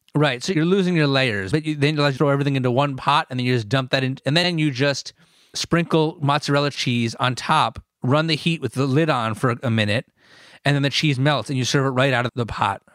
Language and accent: English; Northern New Jersey, United States; I'm born and raised in New Jersey